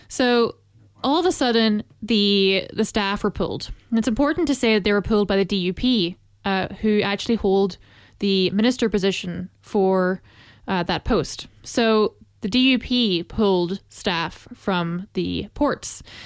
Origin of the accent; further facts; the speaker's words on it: Northern Ireland, United Kingdom; as an Irish citizen in Northern Ireland